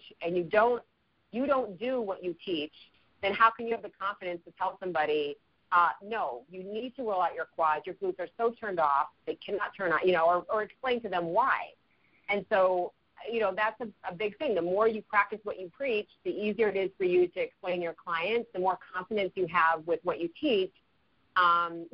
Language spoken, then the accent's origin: English; Chicago, Illinois, United States; moved away; I grew up in Chicago, so I'm a Midwest uh-huh. girl